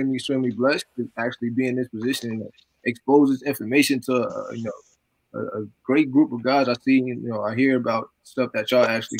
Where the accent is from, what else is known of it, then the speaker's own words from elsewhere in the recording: Paterson, New Jersey, United States; also born or lived in Virginia; I'm from Paterson, New Jersey. I originally was born in Virginia, but around 5 or 6, I actually moved up to Paterson, New Jersey.